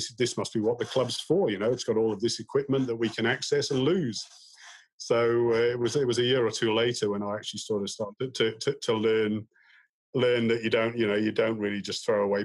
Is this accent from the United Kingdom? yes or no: yes; Wales, United Kingdom; moved away as an adult; also born or lived in Sheffield; now in Australia; I'm originally from Wales